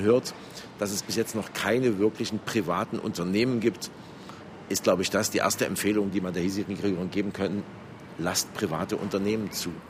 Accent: Germany; Ich bin in der DDR aufgewachsen

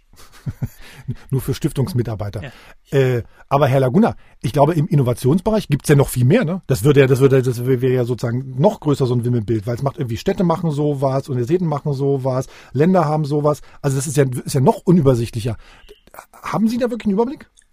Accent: Magdeburg, Saxony-Anhalt, Germany; als Magdeburger

